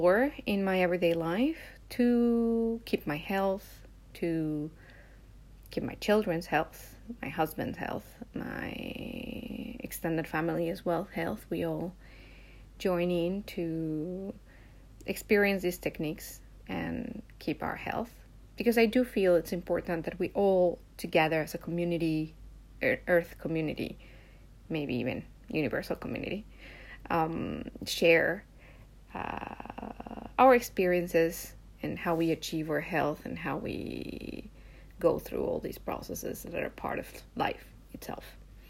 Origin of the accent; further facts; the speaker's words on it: Mexico; now in Japan; I live in Japan, but I was born in Mexico